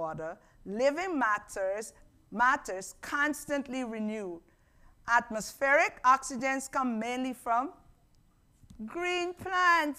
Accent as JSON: {"language": "English", "country": "Guyana", "tie": "born or raised there", "moved": "yes", "said": "I grew up in Guyana"}